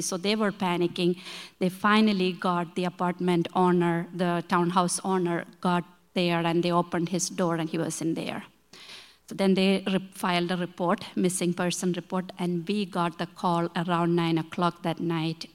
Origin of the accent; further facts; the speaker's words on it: India; English is a second language; moved away as an adult; now in Chicago, United States; we come from India